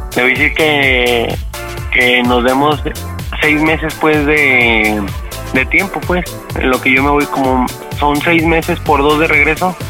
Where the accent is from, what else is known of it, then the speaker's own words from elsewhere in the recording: Aguascalientes, Mexico; y ella, somos de Aguascalientes